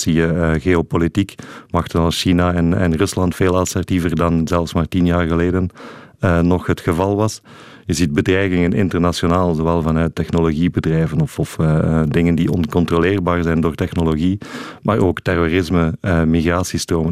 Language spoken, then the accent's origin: Dutch; Sint-Gilles-Waas, Flanders, Belgium; moved away; also born or lived in Mechelen; Ik ben van Sint-Gilles-Waas, in het Waasland